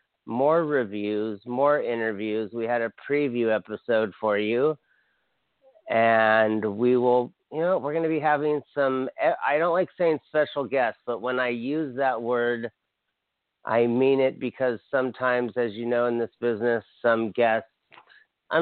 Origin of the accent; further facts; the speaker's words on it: Hawaii, United States; I'm from Hawaii